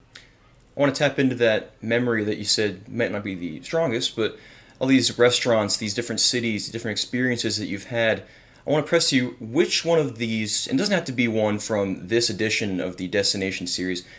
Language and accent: English; United States; as an American